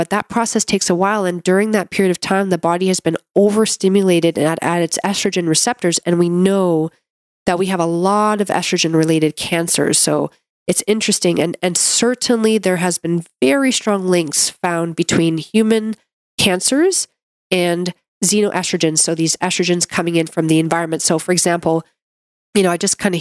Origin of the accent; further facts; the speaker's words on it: Canada; I'm a Canadian medical doctor